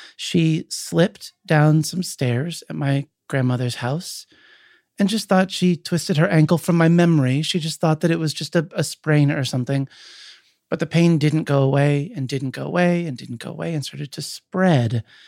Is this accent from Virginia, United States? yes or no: no; Williamsport, Pennsylvania, United States; I grew up in Williamsport, Pennsylvania, home of the Little League World Series.